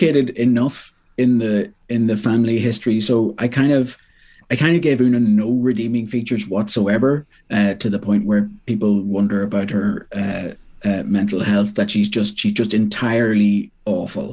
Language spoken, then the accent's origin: English; Monaghan, Ulster, Ireland; moved away as an adult; also born or lived in Belfast; now in Dublin, Ireland; I'm from Monaghan. Went off to Belfast to do English in Queens, and then down to Dublin.